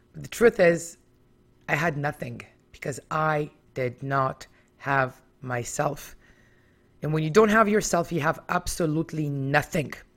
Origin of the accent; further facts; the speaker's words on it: Israel; now in Toronto, Canada; I was born in Israel back in nineteen seventy-eight